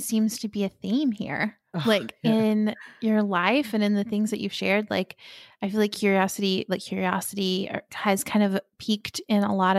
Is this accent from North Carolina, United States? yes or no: yes; North Carolina and Florida, United States; born or raised there; moved away